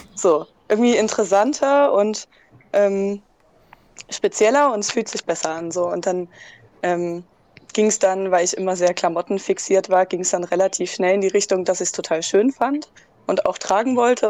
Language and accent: German; Dresden, Saxony, Germany; ich bin aus Dresden und 20 Jahre alt